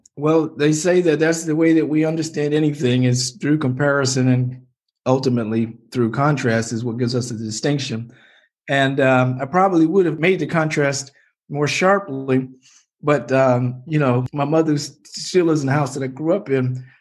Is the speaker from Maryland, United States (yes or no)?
yes; Baltimore, Maryland, United States; my hometown